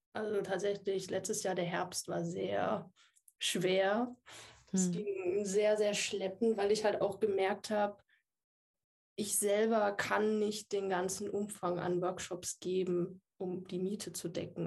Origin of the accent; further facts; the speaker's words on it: Würzburg, Bavaria, Germany; ich bin 27 Jahre alt, ich komme aus Würzburg